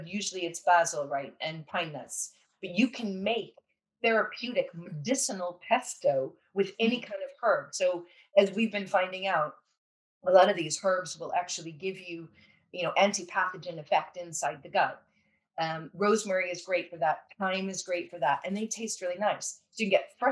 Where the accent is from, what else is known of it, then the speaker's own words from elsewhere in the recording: California, United States; I'm from California